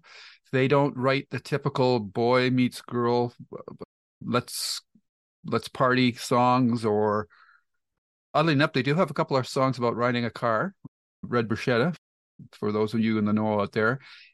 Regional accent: Canada; I'm a Canadian, so I'm prejudiced.

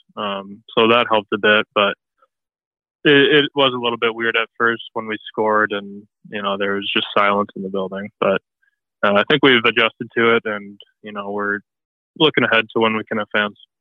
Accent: near Detroit, Michigan, United States; I grew up uh, near Detroit, so uh, I was pretty south in Michigan

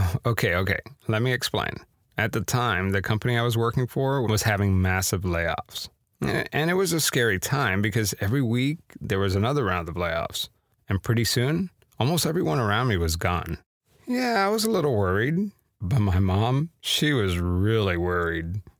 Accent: Miami, Florida, United States; growing up in Miami, as a kid

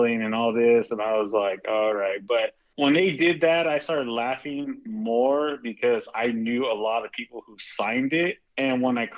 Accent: Spring, Texas, United States; also born or lived in Houston, Texas; now in California, United States; My home is still Spring, Texas. It's still good old Spring, Texas

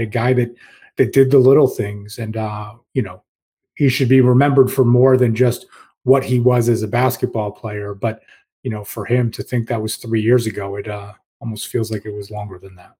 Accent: Rochester, New York, United States; I grew up in Rochester

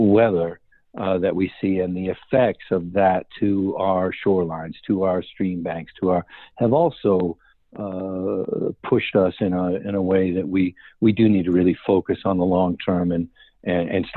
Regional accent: Massachusetts, United States; where I grew up in Massachusetts

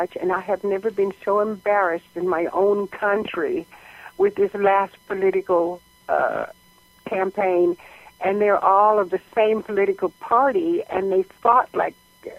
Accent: Georgia, United States; now in California, United States; because I grew up in Georgia, had speech therapy in Pennsylvania, and then moved to California, I have a speech problem

